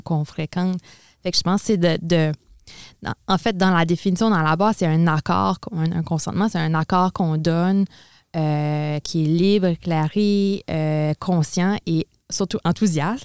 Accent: Edmundston, New Brunswick, Canada; moved away as an adult; also born or lived in Quebec; now in Moncton, Canada; je suis originaire d'Edmundston, au Nouveau-Brunswick, donc du nord du Nouveau-Brunswick.

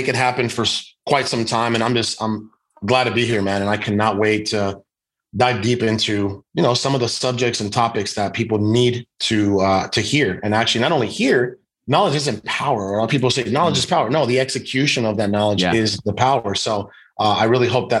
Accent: Guaymas, Sonora, Mexico; born or raised there; also born or lived in Hermosillo, Sonora, Mexico; now in United States

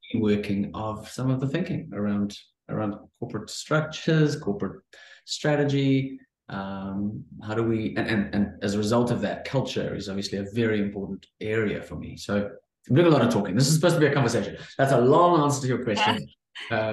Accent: Cape Town, Western Cape, South Africa; I am from Cape Town, South Africa

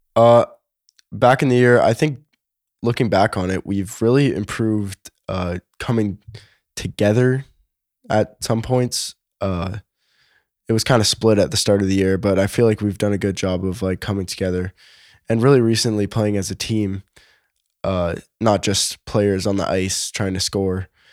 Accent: Toronto, Ontario, Canada; I was born in Toronto

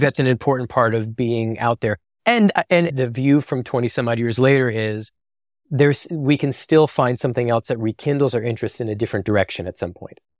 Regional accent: New Jersey, United States; I'm from the Garden State initially

